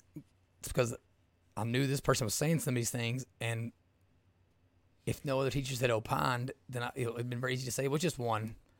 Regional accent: South Eastern Kentucky, United States; I grew up in South Eastern Kentucky, I grew up in a Southern Baptist church

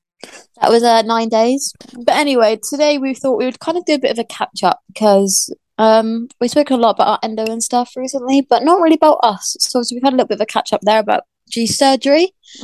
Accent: Somerset, South West England, United Kingdom; I'm 22 and I'm from Somerset.

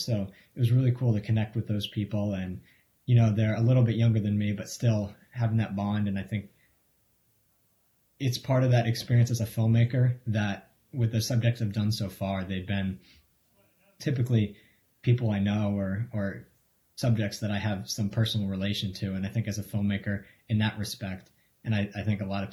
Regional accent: Marion, Massachusetts, United States; I grew up in Marion, Massachusetts

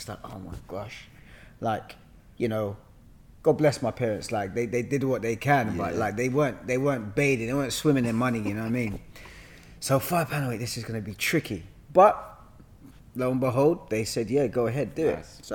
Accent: London, United Kingdom; I was born and bred in Hackney.

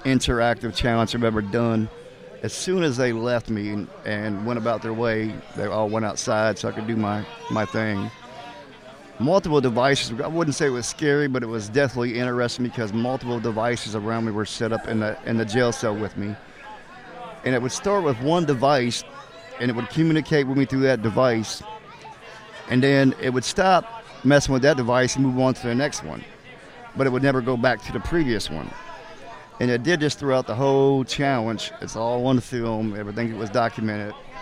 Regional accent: Indianapolis, Indiana, United States; I'm from Indiana myself. I'm from Indianapolis area

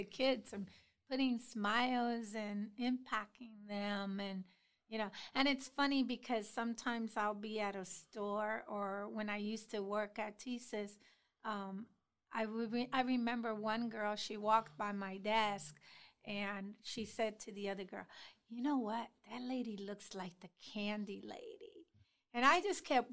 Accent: Puerto Rico; moved away as an adult; now in Columbus, United States; little old me, Puerto Rican girl, not even 2 years in Columbus

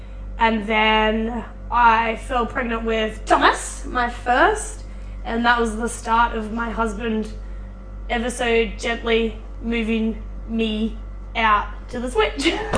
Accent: New South Wales, Australia; moved away as an adult; now in Queensland, Australia; I was born in New South Wales. I'm still a proud New South Welshman, no matter how many series we lose.

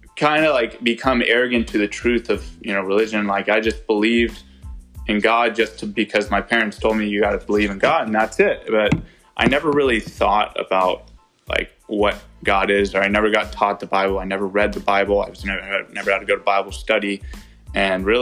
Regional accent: Santa Clara, California, United States; I was born in Santa Clara. I stayed there my entire life

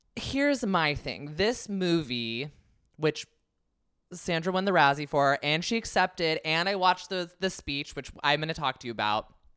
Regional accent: the Bay Area, California, United States; I'm from the Bay

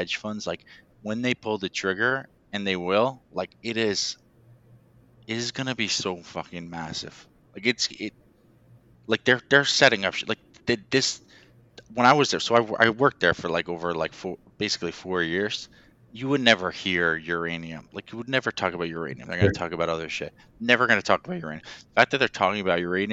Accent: Westchester, New York, United States; I grew up in Westchester, so it's like 10 minutes from where Indian Point is

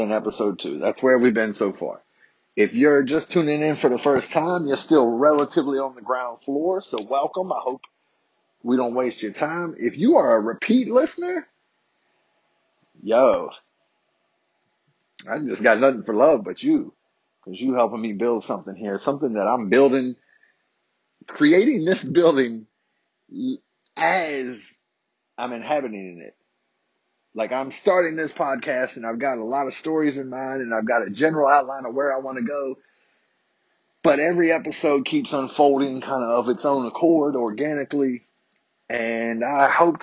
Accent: Harrisonburg, Virginia, United States; a summer camp in my hometown of Harrisonburg, Virginia

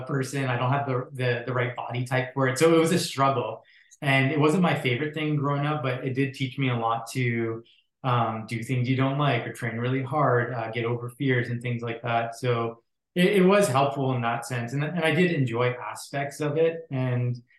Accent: Surrey, British Columbia, Canada; also born or lived in Alberta / Abbotsford, British Columbia; now in Vancouver, Canada; I grew up in Surrey up until 12. And then we moved to Abbotsford, then I onward 12 to 18 or so. That's where I lived and grew up

